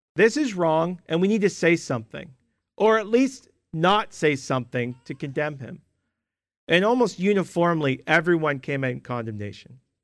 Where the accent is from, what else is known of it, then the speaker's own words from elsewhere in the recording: Canada; For most of my Christian life, growing up in Canada